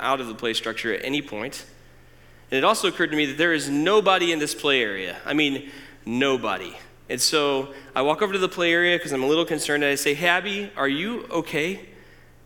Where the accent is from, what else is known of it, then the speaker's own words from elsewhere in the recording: Decatur, Illinois, United States; I'm originally from Decatur. In fact, I went to Oak Grove. I went to Roosevelt Middle School, which is now apartments, and I went to MacArthur High School